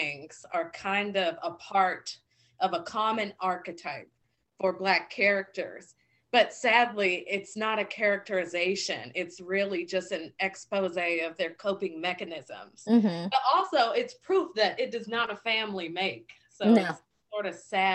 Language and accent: English; Virginia, United States; moved away; I'm from Virginia